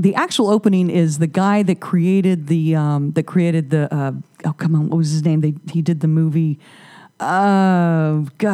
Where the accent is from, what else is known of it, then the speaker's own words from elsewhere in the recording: Whiteville, North Carolina, United States; I'm a redneck from Whiteville